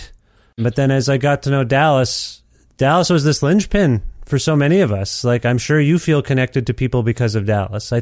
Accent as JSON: {"language": "English", "country": "Canada", "said": "I'm from Canada"}